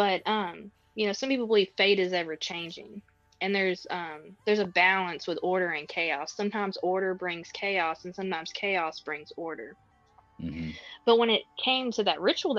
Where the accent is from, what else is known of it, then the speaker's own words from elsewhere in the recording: Texas, United States; I was born and raised in Texas.